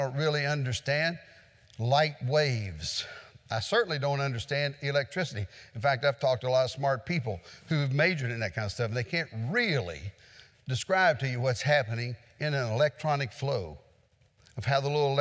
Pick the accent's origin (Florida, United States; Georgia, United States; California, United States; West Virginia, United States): West Virginia, United States; in West Virginia, we had a tornado recently that went through the area where I grew up